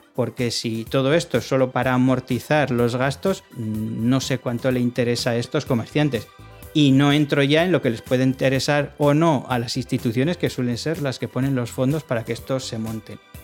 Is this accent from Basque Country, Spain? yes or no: yes; Arrigorriaga, Basque Country, Spain; mi pueblo se llama Arrigorriaga